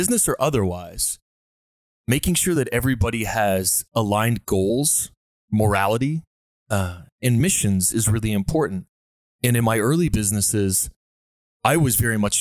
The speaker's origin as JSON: {"language": "English", "town": "Dartmouth", "region": "Nova Scotia", "country": "Canada", "tie": "born or raised there", "said": "myself growing up in Nova Scotia in Dartmouth"}